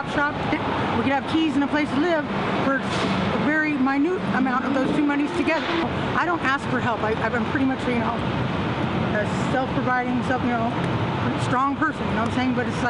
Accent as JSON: {"language": "English", "town": "Humble", "region": "Texas", "country": "United States", "tie": "born or raised there", "said": "Yeah, I was born in the city. My dad was in the Navy. I was raised up in Humble, but I chose to come back here to the city because I thought it would give myself a fresh start."}